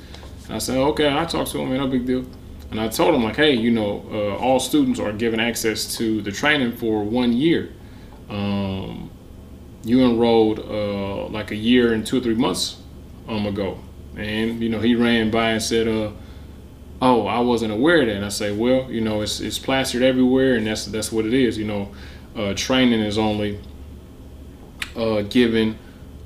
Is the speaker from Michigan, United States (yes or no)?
yes; Detroit, Michigan, United States; I'm from Detroit